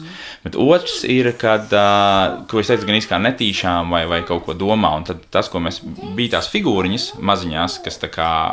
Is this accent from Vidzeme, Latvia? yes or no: no; Riga, Latvia; Es purciemā esmu audis, jā. Es arī rīdzinieks esmu